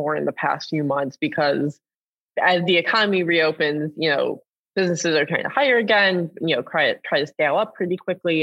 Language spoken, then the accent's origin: English; Detroit, Michigan, United States; I'm from the Detroit area